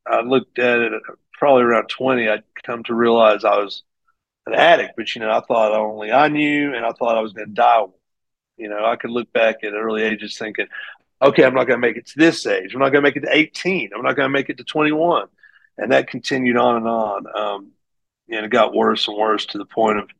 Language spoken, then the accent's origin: English; Greeneville, Tennessee, United States; I grew up in Greenville, Tennessee